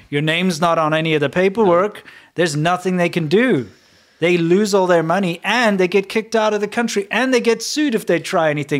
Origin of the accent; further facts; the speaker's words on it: South Africa; moved away; growing up in South Africa